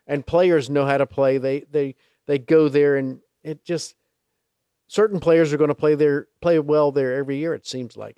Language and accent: English; Charlotte, North Carolina, United States; growing up in Charlotte